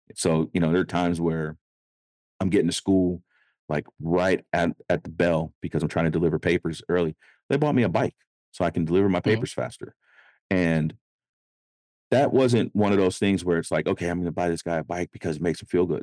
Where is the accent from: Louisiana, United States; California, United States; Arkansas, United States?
California, United States; Sacramento; I grew up in Oak Park in Sacramento, California